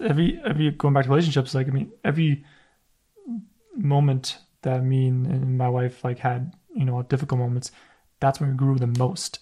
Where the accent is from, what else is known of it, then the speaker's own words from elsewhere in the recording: Canada; a son of immigrant parents as well, and it's like, I had the identity crisis, like, am I Polish? Am I Canadian?